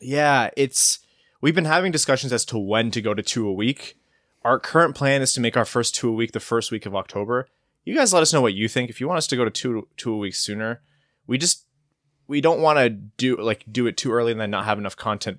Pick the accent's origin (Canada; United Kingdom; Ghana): Canada; Windsor, Ontario; I come from Windsor and I thought that we were good at hockey